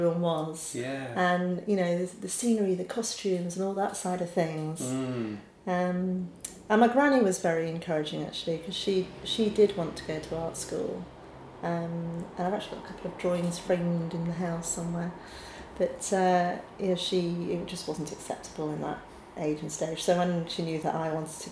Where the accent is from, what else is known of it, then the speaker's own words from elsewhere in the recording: Sheffield, Yorkshire and the Humber, United Kingdom; moved away as an adult; also born or lived in Glasgow / Lewisham, London; now in London, United Kingdom; Sheffield born and bred, but with Scottish parents, and then off to Glasgow School of Art for my training